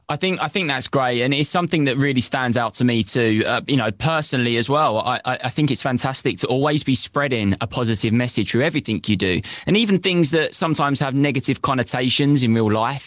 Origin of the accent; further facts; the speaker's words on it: United Kingdom; now in London, United Kingdom; being British and living in Britain and living in London myself